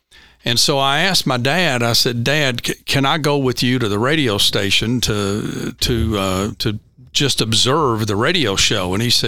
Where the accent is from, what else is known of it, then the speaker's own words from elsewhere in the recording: Hart County, Kentucky, United States; also born or lived in Logan County, Kentucky / Warren County / Hardin County / Henderson County; I was born down in Logan County, Kentucky, just about 75 miles south of here.